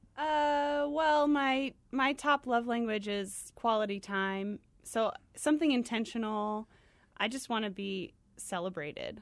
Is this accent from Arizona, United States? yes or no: yes; Tucson, Arizona, United States; moved away as an adult; also born or lived in Flagstaff, Arizona / Gainesville, Georgia; I'm from Arizona. I went to school here, um, in Flagstaff and grew up in Tucson